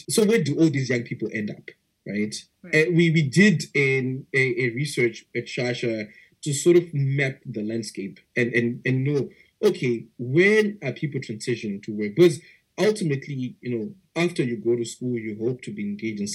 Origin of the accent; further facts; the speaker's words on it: Zimbabwe; I was born and raised in Zimbabwe.